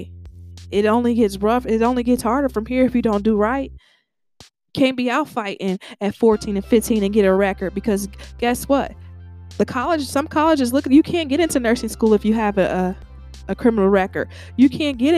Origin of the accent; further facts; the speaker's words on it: Cincinnati, Ohio, United States; I'm from Cincinnati, Ohio